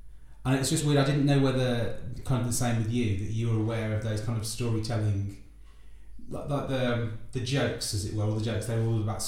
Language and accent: English; Wolverhampton, West Midlands, United Kingdom; I'm from the Midlands background as well. Which bit? Wolverhampton.